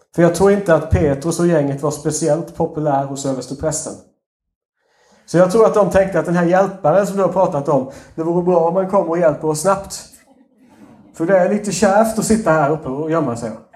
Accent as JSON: {"language": "Swedish", "region": "Småland", "country": "Sweden", "accent": "Småländska", "said": "min småländska avslöjar mig lite grann"}